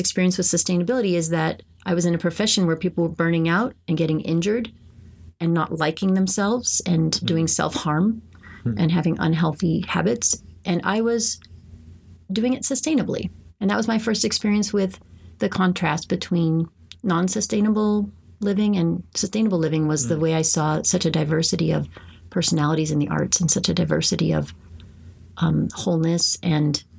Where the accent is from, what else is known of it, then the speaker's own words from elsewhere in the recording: San Jose, California, United States; growing up in San Jose